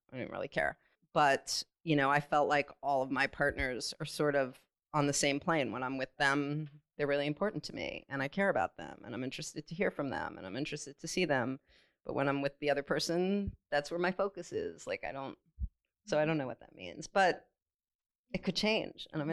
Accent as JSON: {"language": "English", "region": "California", "country": "United States", "tie": "born or raised there", "said": "growing up in California in the 70s and 80s"}